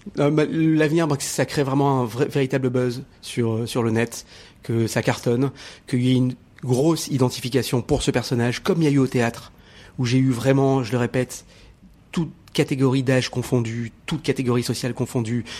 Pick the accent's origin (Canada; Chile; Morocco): Morocco; je suis né au Maroc